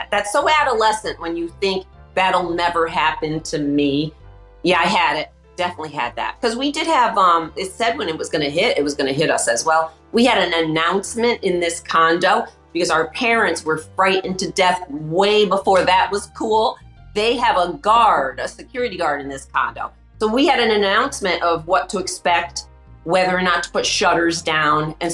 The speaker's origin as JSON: {"language": "English", "region": "Connecticut", "country": "United States", "said": "We came from Connecticut in like you could call it a one bedroom"}